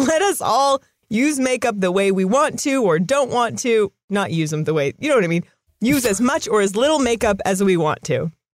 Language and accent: English; California, United States; I'm, I'm from California